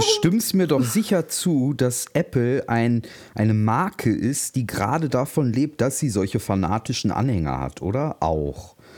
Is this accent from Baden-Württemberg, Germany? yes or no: no; North Rhine-Westphalia, Germany; now in Berlin, Germany; ich als Westfale